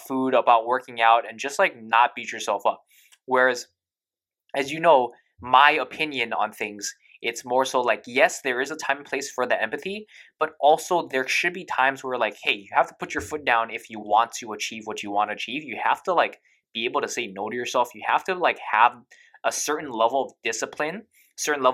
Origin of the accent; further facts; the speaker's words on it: United States; I am also American